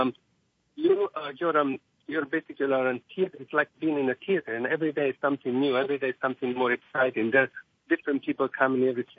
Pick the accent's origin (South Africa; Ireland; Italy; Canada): Italy; moved away as an adult; also born or lived in Rome / Monte Carlo / Brooklyn, New York; now in United States; I grew up in Italy, and basically our house was like a small restaurant because we basically cooked for everybody.